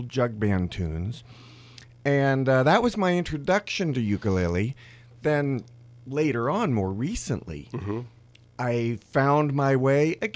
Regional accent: Cincinnati, Ohio, United States; moved away; I was born and raised in Cincinnati, Ohio

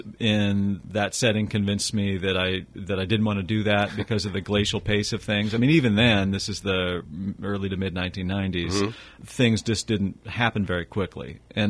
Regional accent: Roseville, California, United States; I'm a third generation Rosevillian. So I grew up in Roseville, California.

